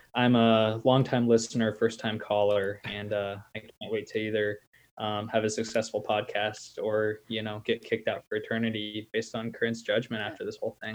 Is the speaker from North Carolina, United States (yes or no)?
no; Lincoln, Nebraska, United States; I'm from Lincoln, Nebraska, and I'm a corn born kid